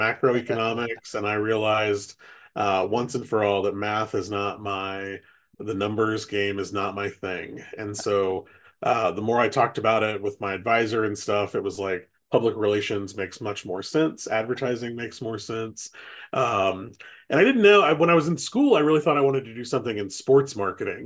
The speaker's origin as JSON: {"language": "English", "town": "Kokomo", "region": "Indiana", "country": "United States", "tie": "born or raised there", "also_born_or_lived": "Washington, D.C.", "said": "I'm from, born and raised in Kokomo. Uh, went to high school here."}